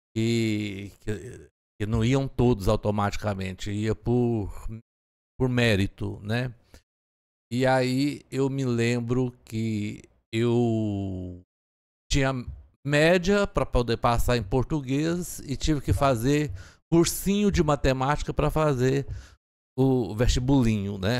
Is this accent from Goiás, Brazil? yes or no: yes; Turvânia, Goiás, Brazil; eu nasci em Turvânia, que é aqui na região oeste do estado, a 90 quilômetros de Goiânia